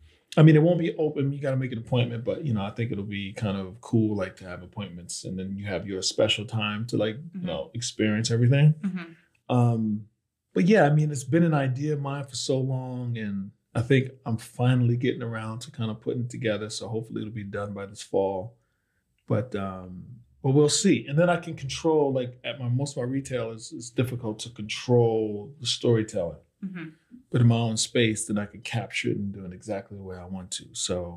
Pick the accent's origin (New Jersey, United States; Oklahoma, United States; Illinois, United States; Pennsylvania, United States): New Jersey, United States; In New Jersey.